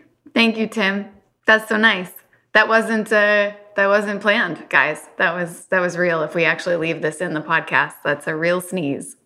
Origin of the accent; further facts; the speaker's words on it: Louisville, Kentucky, United States; I'm from Kentucky